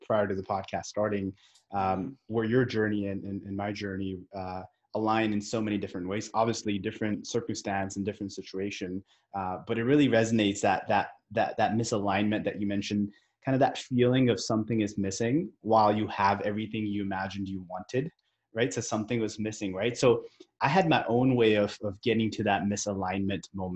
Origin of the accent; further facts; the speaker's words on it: California, United States; moved away as an adult; also born or lived in Fort Myers / San Francisco Bay Area; I grew up in California